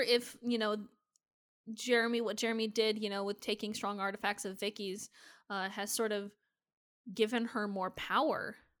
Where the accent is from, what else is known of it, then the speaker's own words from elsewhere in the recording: Nebraska, United States; I was born in Nebraska.